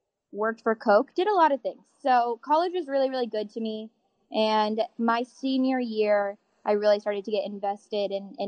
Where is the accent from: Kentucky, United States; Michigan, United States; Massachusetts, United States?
Kentucky, United States; Elizabethtown; I'm from Elizabethtown originally